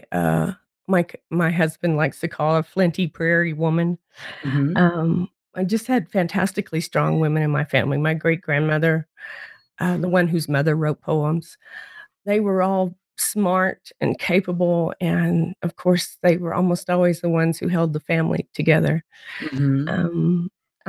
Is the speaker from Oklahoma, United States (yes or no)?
yes; Wewoka, Oklahoma, United States; I grew up in Wewoka, Oklahoma